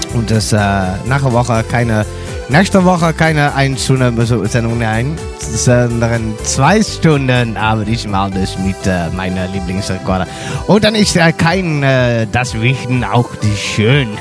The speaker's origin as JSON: {"language": "German", "country": "Netherlands", "second_language": "German", "said": "dann sprach ich äh, Deutsch, aber ich bin ein Holländer"}